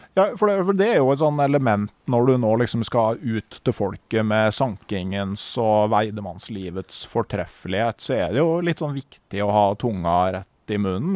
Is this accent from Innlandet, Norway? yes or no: yes; Gausdal, Innlandet, Norway; da jeg vokste opp i Gausdal